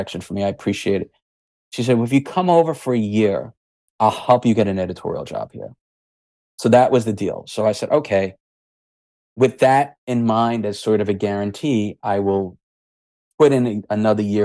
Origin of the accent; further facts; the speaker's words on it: New York, United States; being the New Yorker I was